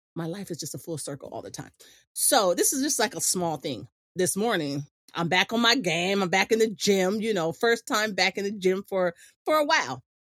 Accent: Imperial Beach, California, United States; growing up in Imperial Beach

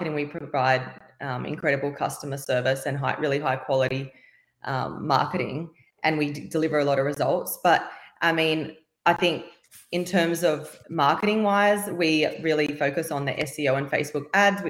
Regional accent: Sydney, New South Wales, Australia; I am from Sydney, Australia.

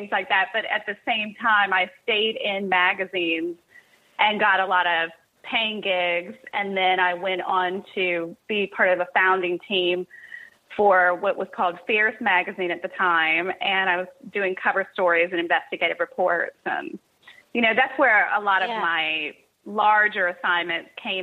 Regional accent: Cincinnati, Ohio, United States; also born or lived in Kentucky; I was born and raised in Cincinnati, Ohio, and went to school in Kentucky

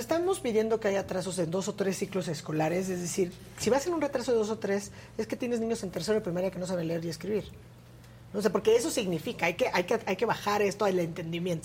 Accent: Mexico; como mexicanas y mexicanos

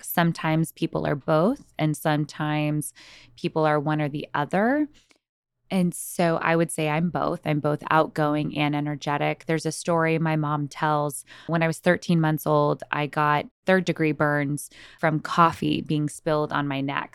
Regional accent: San Antonio, Texas, United States; moved away as an adult; now in Los Angeles, United States; born and raised in San Antonio, Texas.

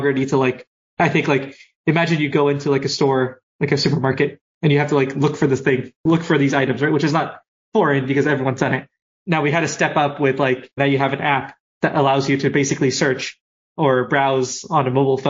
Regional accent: Canada; I'm Canadian

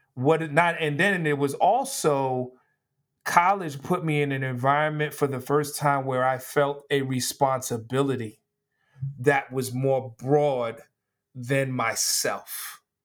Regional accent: New York City, New York, United States; growing up in New York City, there were certain high schools

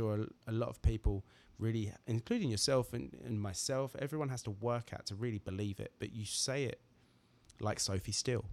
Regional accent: Braintree, East of England, United Kingdom; moved away; back in Braintree in my hometown

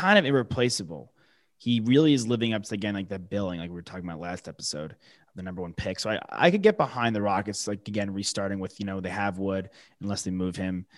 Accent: New York, United States; the local guys for, like, my hometown

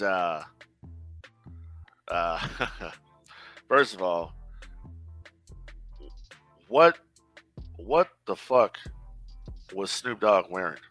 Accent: Inglewood, California, United States; I grew up in Inglewood. I'm from Inglewood

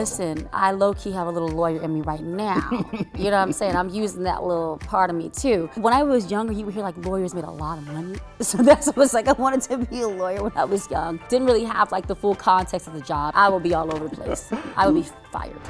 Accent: Riverdale, Georgia, United States; also born or lived in Decatur, Georgia / Atlanta; I'm from Atlanta, but technically Decatur, Georgia. And I grew up in Riverdale

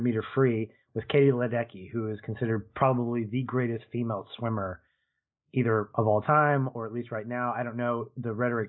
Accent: United States; as an American

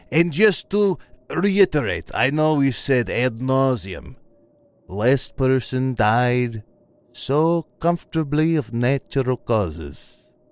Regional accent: Missouri, United States; Ah, yes, I am from the Ozarks, and the Ozarks are a mysterious and interesting place, full of woods and cars on cinder blocks.

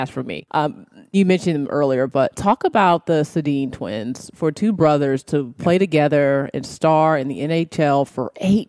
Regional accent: Boston, Massachusetts, United States; Boston, I was born in Boston

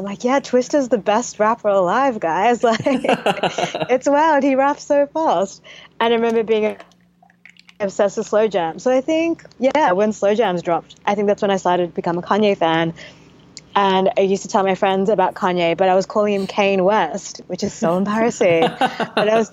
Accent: Australia; I'm from Australia.

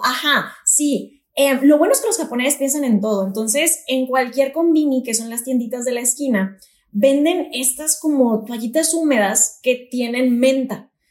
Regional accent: Monterrey, Nuevo León, Mexico; soy de Monterrey y acá pues siempre estamos en calor intenso

